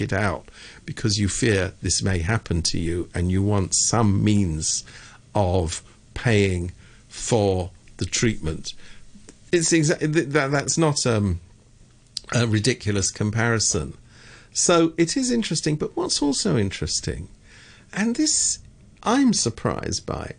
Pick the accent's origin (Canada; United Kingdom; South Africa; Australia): United Kingdom; I am from Britain